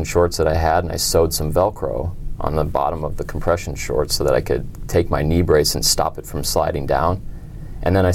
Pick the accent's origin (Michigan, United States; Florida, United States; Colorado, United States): Colorado, United States; Denver; I'm from Denver, Colorado